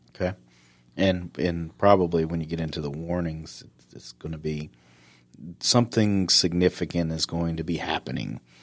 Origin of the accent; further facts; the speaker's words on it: Upstate South Carolina, United States; moved away; me growing up in South Carolina and the upstate